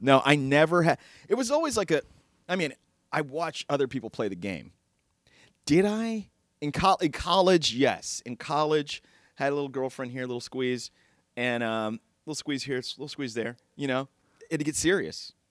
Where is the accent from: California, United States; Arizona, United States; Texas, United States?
Texas, United States; I'm from Texas